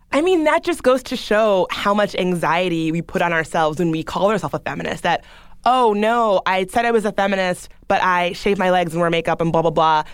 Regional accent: the South, United States; I grew up in the South. I grew up in a pretty, you know, good old boy Southern

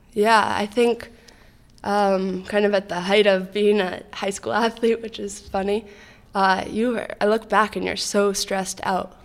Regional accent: Boulder, Colorado, United States; moved away; also born or lived in New York City; I grew up in Boulder, Colorado

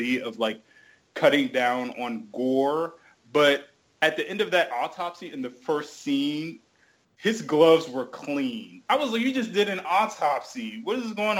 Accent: New Jersey, United States; also born or lived in New York; now in Washington, D.C., United States; I was born in New Jersey. I grew up for a brief period in New York, and I live in Washington, D.C.

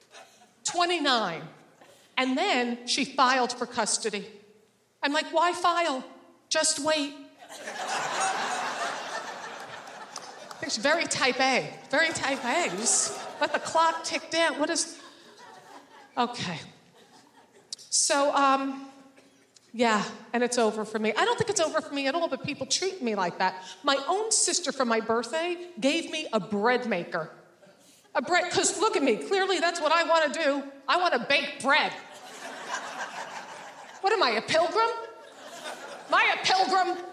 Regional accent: New Jersey, United States; I grew up in New Jersey.

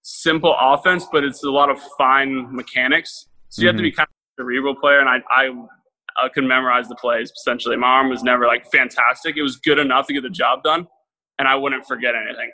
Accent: Jacksonville, Florida, United States; I'm born and raised in Jacksonville, Florida.

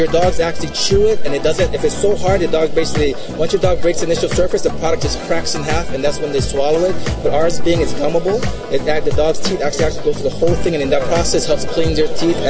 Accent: Hawaii, United States; We're from Hawaii. I know, don't I look like the typical Hawaiian guy?

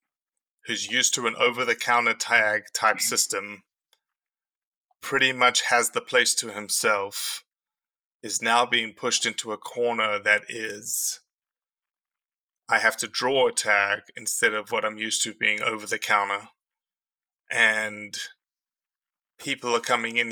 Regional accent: South Africa; now in Mississippi, United States; I came to this country as a South African

